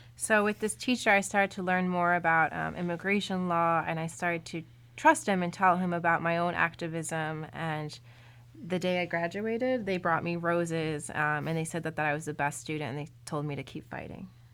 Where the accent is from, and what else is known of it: Suffolk County, Long Island, New York, United States; born or raised there; also born or lived in Colombia